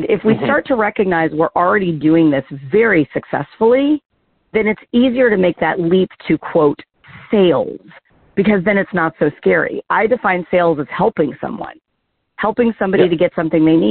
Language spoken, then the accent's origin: English; the South, United States; I'm originally from the South